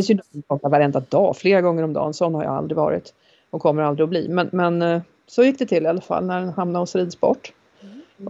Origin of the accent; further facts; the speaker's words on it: Åkersberga, Stockholm County, Sweden; also born or lived in Norrland / Färingsö; Jag är född i Norrland men uppvuxen utanför Stockholm. Eh, inte här på Färingsö utan i en eh, liten förort eller vad man ska kalla det för som heter Åkersberga.